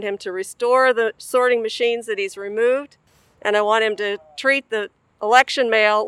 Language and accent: English; Louisville, Kentucky, United States; I'm from Louisville, Kentucky.